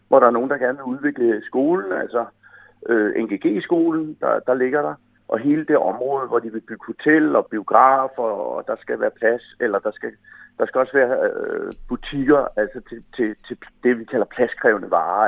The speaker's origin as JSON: {"language": "Danish", "town": "Humlebæk", "region": "Capital Region of Denmark", "country": "Denmark", "said": "Jeg kommer jo fra Humlebæk"}